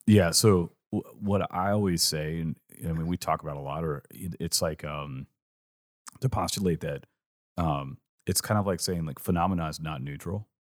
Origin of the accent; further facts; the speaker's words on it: California, United States; growing up in California